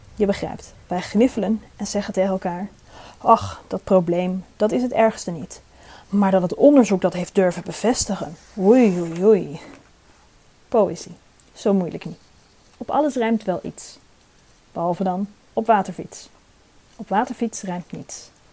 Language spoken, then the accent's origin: Dutch; Drenthe, Netherlands; zelf kom ik uit Drenthe en hoop ik, eh, trots te blijven op mijn Drentse afkomst